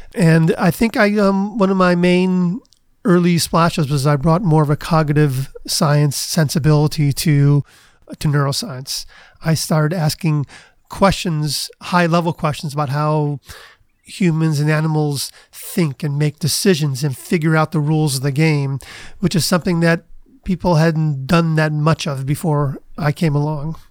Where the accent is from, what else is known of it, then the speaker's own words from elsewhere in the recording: Cleveland, Ohio, United States; moved away as an adult; also born or lived in Princeton / Cambridge, Massachusetts; I grew up in Cleveland